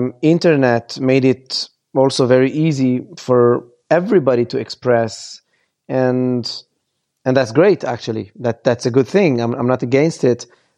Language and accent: English; Lebanon; And I was born in Lebanon, and I grew up seeing my motherland being completely destroyed by bombs and crazy people.